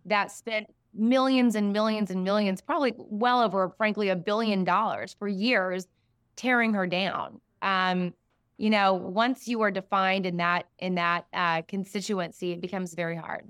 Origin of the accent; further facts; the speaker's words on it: Siloam Springs, Arkansas, United States; I grew up in a small town near Fayetteville, Arkansas, Salem Springs